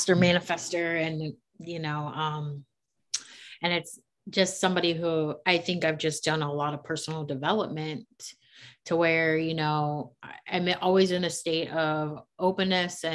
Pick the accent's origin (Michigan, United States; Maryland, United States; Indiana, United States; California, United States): Maryland, United States; moved away as an adult; now in Charlotte, United States; I'm from Maryland. I grew up in the city.